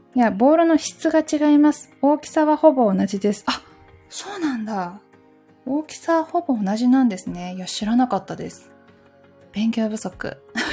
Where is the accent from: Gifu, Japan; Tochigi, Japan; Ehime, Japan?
Gifu, Japan; Takayama; now in Tokyo, Japan; 私の地元の岐阜県の高山市